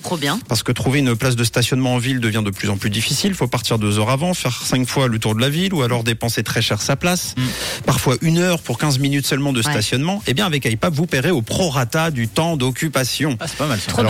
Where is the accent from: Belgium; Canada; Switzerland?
Switzerland; chez nous en Suisse